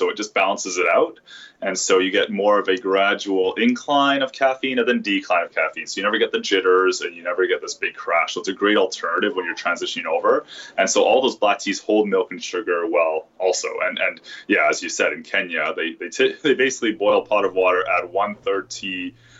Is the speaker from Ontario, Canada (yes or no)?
no; Vancouver, British Columbia, Canada; I was born and raised in Vancouver.